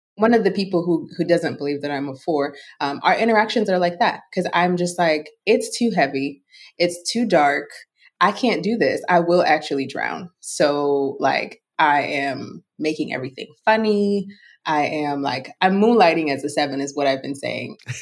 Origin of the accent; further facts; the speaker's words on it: Lagos, Nigeria; I was raised in Lagos, Nigeria